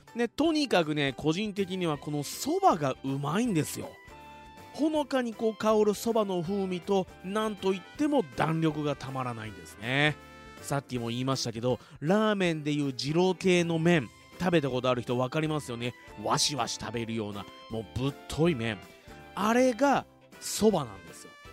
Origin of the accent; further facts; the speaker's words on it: Fuji, Shizuoka, Japan; 生まれも育ちも静岡県富士市